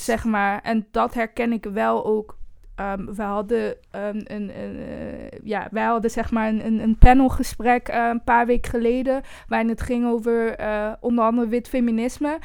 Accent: Eindhoven, North Brabant, Netherlands; also born or lived in Brussels, Belgium; now in Amsterdam, Netherlands; ik kom zelf bijvoorbeeld uit Eindhoven

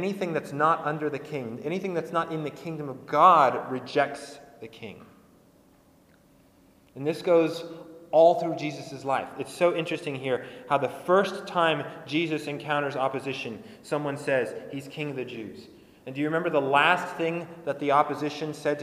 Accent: United States; in America, we've sort of built our political identity about this

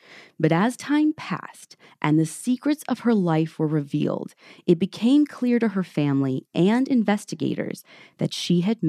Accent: Midwest, United States; I'm awful and from the Midwest.

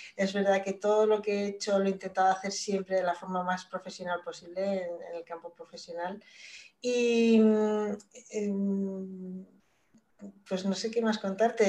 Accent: Spain; moved away as an adult; yo salí de, de España en el año 97 creo que fue, estuve 10 años fuera

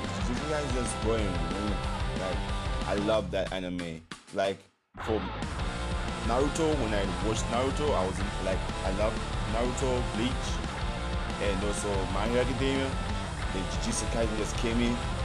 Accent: Lusaka, Lusaka Province, Zambia; I came all the way from Lusaka, Zambia.

